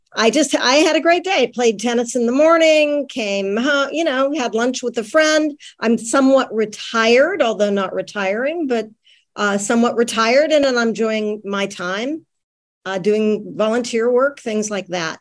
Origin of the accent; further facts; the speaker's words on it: Greenville, Pennsylvania, United States; also born or lived in Bradford, Pennsylvania / Pittsburgh, Pennsylvania; now in Los Angeles, United States; I grew up in Western Pennsylvania. Um, graduated high school from a very small town called Greenville, Pennsylvania